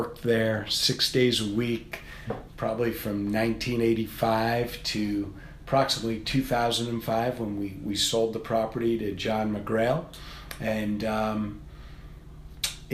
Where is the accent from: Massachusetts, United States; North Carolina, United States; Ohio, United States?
Massachusetts, United States; Worcester; I grew up in Worcester, and I live outside of Worcester now